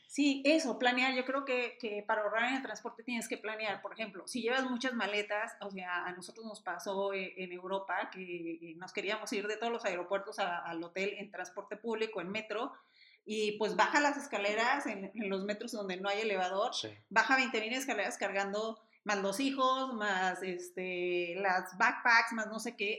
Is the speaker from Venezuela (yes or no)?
no; Mexico